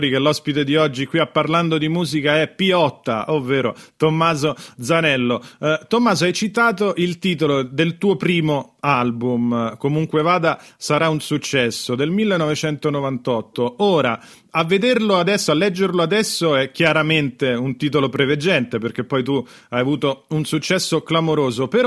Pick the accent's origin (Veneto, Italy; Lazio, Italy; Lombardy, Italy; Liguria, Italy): Lazio, Italy; Rome; io avevo 11 anni, sono romano